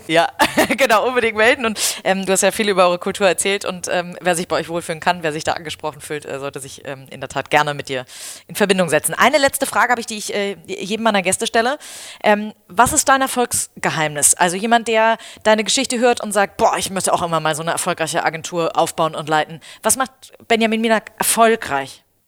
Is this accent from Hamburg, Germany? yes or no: yes; Hamburg, Germany; ich als Hamburgerin